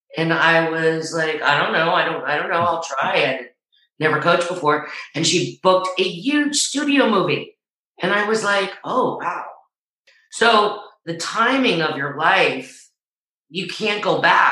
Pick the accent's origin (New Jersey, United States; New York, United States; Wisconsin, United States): New York, United States; New Rochelle; I'm from New Rochelle.